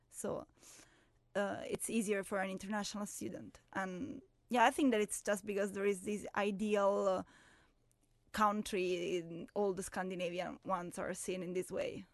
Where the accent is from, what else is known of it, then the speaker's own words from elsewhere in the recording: Rome, Lazio, Italy; moved away as an adult; now in Uppsala, Sweden; I'm from Rome